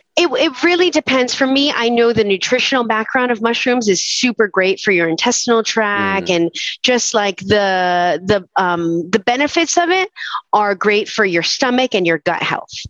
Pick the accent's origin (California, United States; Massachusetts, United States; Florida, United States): Florida, United States; Weston; moved away as an adult; now in Gainesville, United States; I'm originally from Fort Lauderdale or what is known as Weston, as far west as you can go to the Everglades